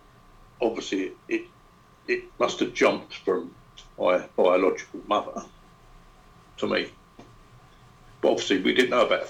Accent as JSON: {"language": "English", "region": "London", "country": "United Kingdom", "tie": "born or raised there", "said": "I grew up in South London, just after the war. So it would have been about 1955"}